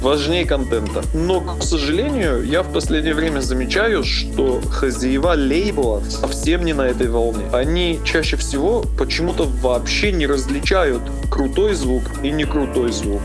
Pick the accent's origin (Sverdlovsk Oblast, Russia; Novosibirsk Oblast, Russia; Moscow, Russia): Sverdlovsk Oblast, Russia; Nizhny Tagil; в моем родном городе, это Нижний Тагил